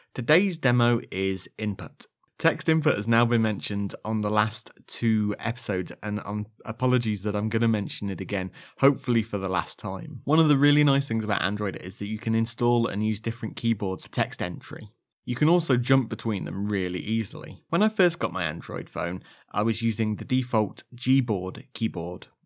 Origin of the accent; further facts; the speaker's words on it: Leicestershire, East Midlands, United Kingdom; accent: slightly Leicestershire; my slightly Leicestershire accent